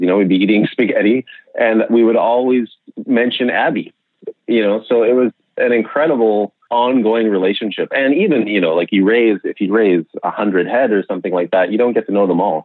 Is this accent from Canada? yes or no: yes; Okanagan, British Columbia, Canada; I grew up in the Okanagan, in British Columbia